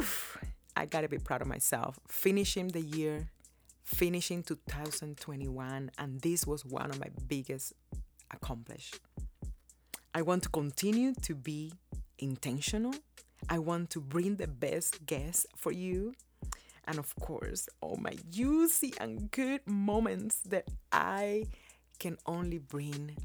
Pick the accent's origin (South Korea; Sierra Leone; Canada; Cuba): Cuba; born or raised there; now in United States